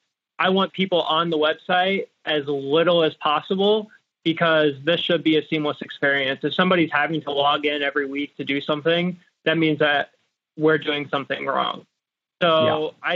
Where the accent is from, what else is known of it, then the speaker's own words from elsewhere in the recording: United States; as an American born citizen